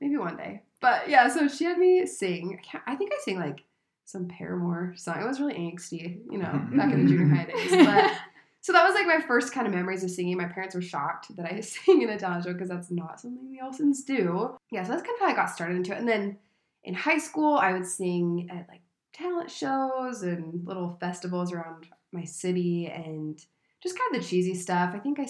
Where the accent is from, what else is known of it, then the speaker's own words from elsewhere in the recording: Utah, United States; I'm from Utah, just a little small town girl.